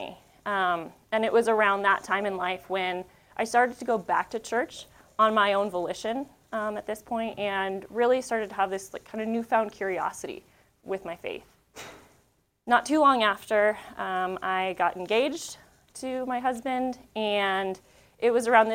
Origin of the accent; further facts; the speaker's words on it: Northeast Colorado, United States; I grew up in Northeast Colorado